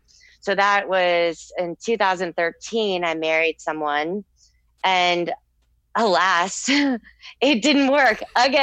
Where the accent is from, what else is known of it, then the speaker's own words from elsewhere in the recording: Texas, United States; based off my lifetime experience of growing up in Texas